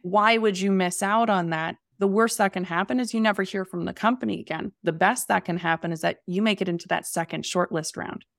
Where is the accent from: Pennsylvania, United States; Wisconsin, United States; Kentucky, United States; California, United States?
Pennsylvania, United States; the Poconos; moved away as an adult; also born or lived in New York City; I grew up in the Poconos in Pennsylvania